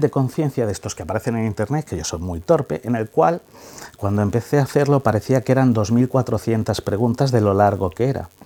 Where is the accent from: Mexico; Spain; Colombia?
Spain; Ávila, Castile and León; como somos de Ávila